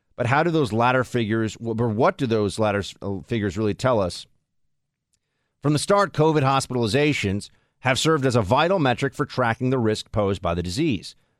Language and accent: English; New York, United States; I grew up here in New York